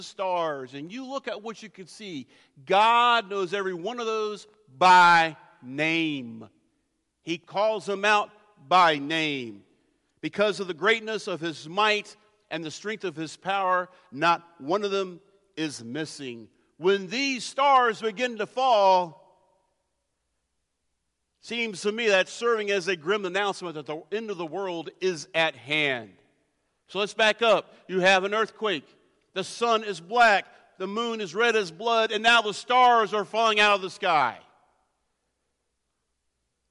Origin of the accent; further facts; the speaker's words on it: near the Blue Ridge Mountains, Blue Ridge Mountains area, United States; I grew up near the Blue Ridge Mountains